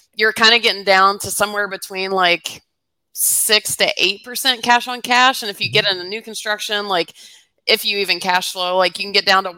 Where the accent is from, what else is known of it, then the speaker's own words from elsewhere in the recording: Atlanta, Georgia, United States; I grew up in Atlanta